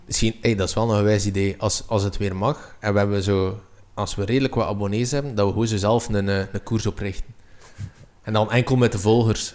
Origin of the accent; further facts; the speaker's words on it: Belgium; als Belg